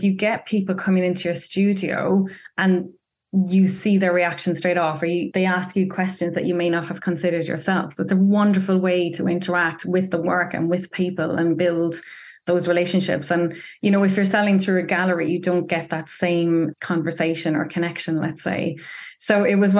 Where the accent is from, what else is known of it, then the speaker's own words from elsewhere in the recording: County Clare, Ireland; now in London, United Kingdom; I grew up in rural West Coast Ireland, County Clare, North County Clare, so right on the Atlantic Ocean